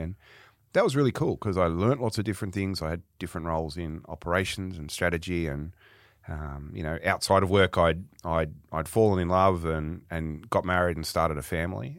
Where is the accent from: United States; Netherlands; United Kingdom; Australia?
Australia; Sydney, New South Wales; also born or lived in Melbourne; I was born in Sydney, um, and I'll be fifty-one in a few weeks' time, so, um, yeah, just around Father's Day. And, um, grew up in the, in the outer suburbs of Sydney